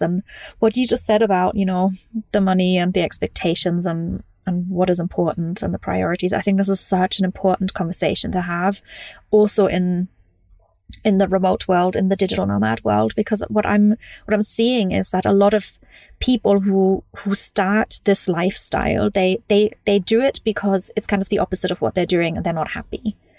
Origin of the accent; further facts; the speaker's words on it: Munich, Bavaria, Germany; moved away; also born or lived in London; I grew up in Germany